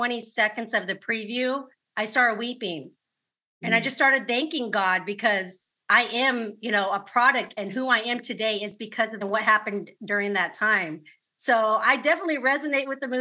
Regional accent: California, United States; I'm born and raised in California

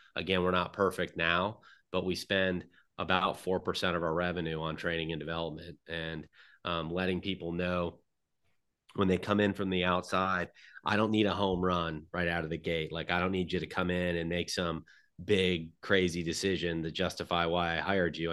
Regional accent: Middleburg, Florida, United States; I'm from Middleburg, Florida. It's a small town outside of Jacksonville

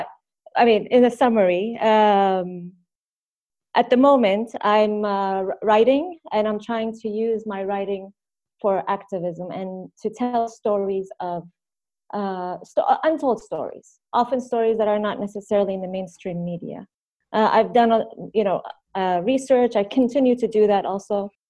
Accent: Sanaa, Amanat Al Asimah, Yemen; born there; also born or lived in Tunisia / Egypt / United States; Before that, in Tunis, in Tunisia. Before that, in Yemen. And before that, in Egypt. And before that, in the U.S. So I was born in Sana'a, Yemen.

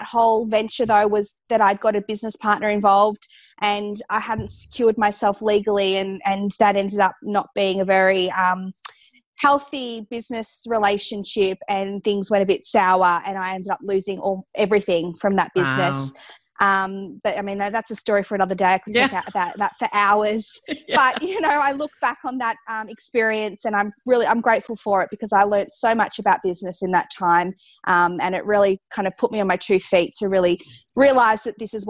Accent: Geelong, Victoria, Australia; where I grew up in Geelong, we actually at this time had no cold pressed juice bars in the city.

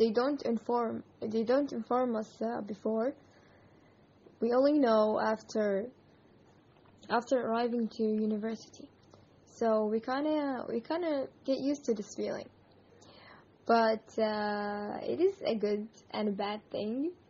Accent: Yemen; I am from Yemen.

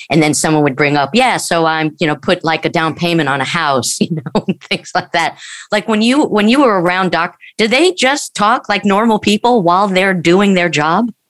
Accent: Long Island, New York, United States; I grew up in Long Island, New York

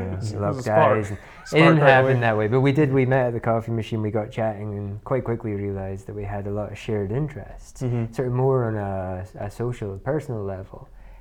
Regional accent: Inverness, Scotland, United Kingdom; I'm from Inverness, despite the accent. A lot of people think that I'm from America.

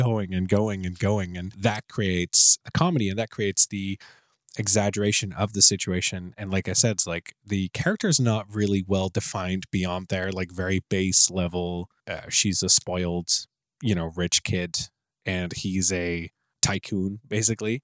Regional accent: Netherlands; I'm from the Netherlands

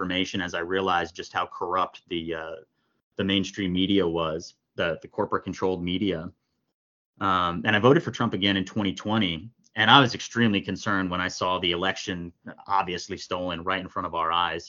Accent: New Jersey, United States; moved away as an adult; also born or lived in New York City / Los Angeles; now in Santa Monica, United States; I was born in New Jersey to kind of a typical upper middle class Democrat family

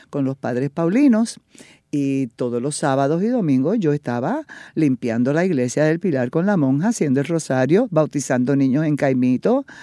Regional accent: Fajardo, Puerto Rico; moved away as an adult; also born or lived in United States; Nací y me crié en Fajardo

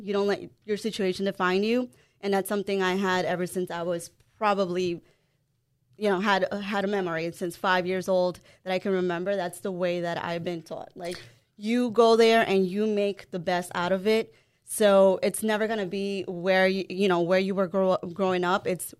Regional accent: El Salvador; English is a second language; moved away; also born or lived in Los Angeles, United States / Hempstead, New York, United States / Uniondale, New York, United States; So I was actually born in California, in L.A., but I was raised in El Salvador

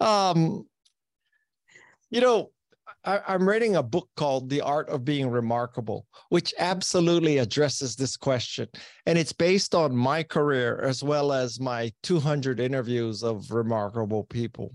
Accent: Hawaii, United States; moved away as an adult; the public school system in Hawaii is not challenging enough for me

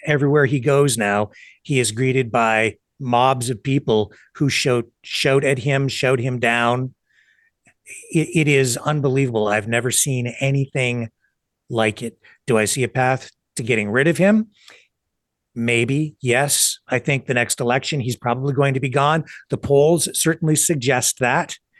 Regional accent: Canada

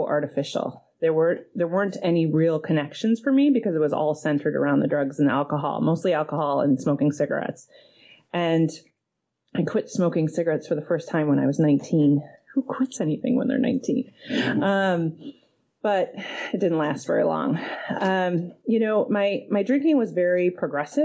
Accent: Detroit, Michigan, United States; moved away as an adult; now in Seattle, United States; I'm originally from Detroit, and I got sober there. And I moved here in 2005

